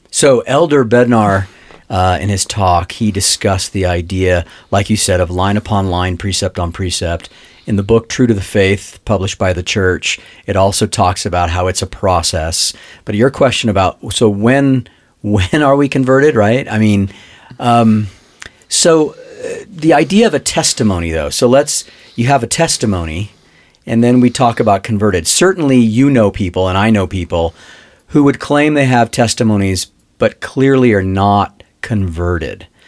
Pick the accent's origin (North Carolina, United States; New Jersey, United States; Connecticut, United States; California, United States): California, United States; Los Angeles; I grew up in Los Angeles